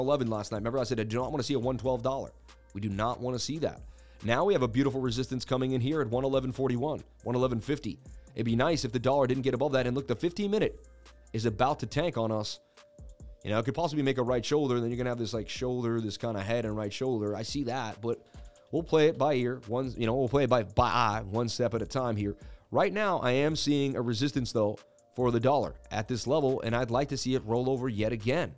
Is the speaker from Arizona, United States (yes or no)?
no; Boston, Massachusetts, United States; I was born in Boston